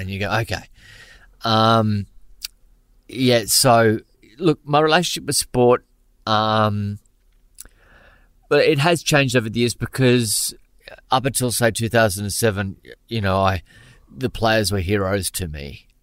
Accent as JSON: {"language": "English", "town": "Brisbane", "region": "Queensland", "country": "Australia", "tie": "born or raised there", "said": "when I was growing up in Brisbane in the, um, going to school in Brisbane in the late eighties, early nineties"}